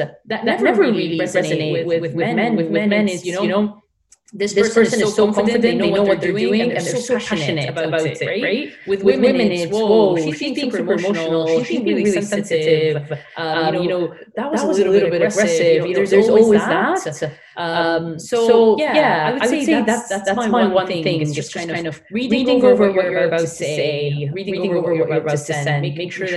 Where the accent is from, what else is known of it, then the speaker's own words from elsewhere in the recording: Egypt; moved away as an adult; now in United Kingdom; I'm from Egypt originally. And then I moved to the UK like 7 years ago